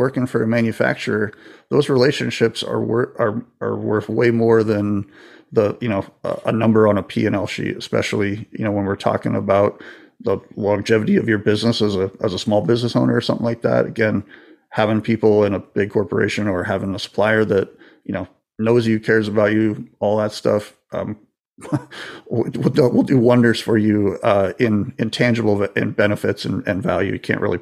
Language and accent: English; Florida, United States; I grew up in Florida, so I've been on a boat or two